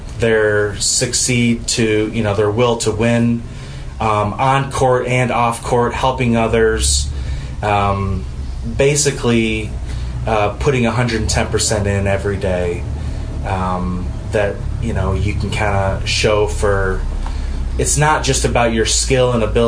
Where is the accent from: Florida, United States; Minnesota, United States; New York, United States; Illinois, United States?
Illinois, United States; Naperville; growing up in Naperville, which my folks still live there